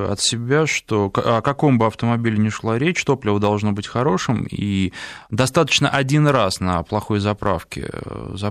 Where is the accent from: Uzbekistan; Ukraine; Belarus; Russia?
Russia; Irkutsk, Irkutsk Oblast; Я из Иркутска, не самый теплый регион